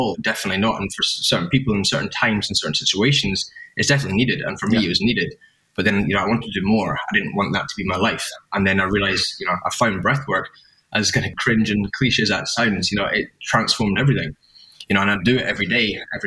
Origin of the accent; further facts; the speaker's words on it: Edinburgh, Scotland, United Kingdom; also born or lived in London; now in Sydney, Australia; I'm originally from Edinburgh. I live in Sydney now